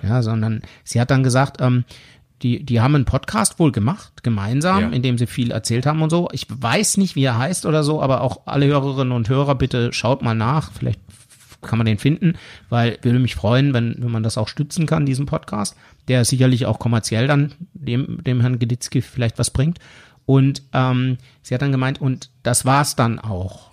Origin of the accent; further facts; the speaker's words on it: Switzerland; accent: Swiss German; dann bin ich immer mehr ins Schweizerdeutsch oh abgerutscht